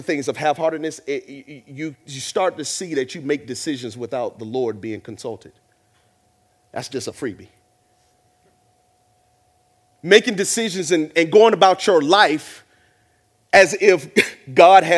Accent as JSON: {"language": "English", "region": "the South", "country": "United States", "tie": "born or raised there", "said": "Growing up in the South and from a black family"}